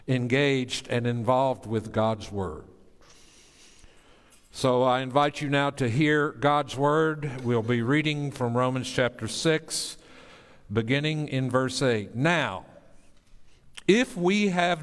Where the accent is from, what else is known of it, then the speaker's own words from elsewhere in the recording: Tennessee, United States; moved away; I grew up in the sovereign state of Tennessee